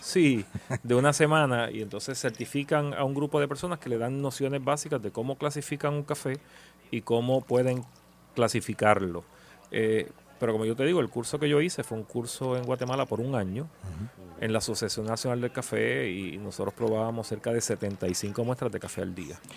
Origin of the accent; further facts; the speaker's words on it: Puerto Rico; como puertorriqueño